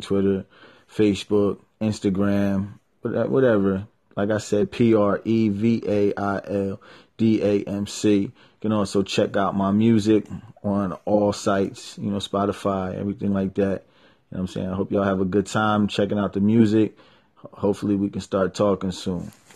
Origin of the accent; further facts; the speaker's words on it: New Jersey, United States; I'm an artist from South Jersey